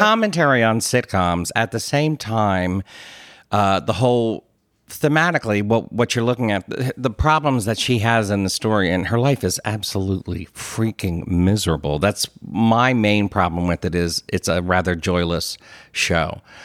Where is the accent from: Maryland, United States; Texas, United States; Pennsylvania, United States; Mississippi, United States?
Pennsylvania, United States; Philadelphia; accent: Philadelphia; my Philadelphia accent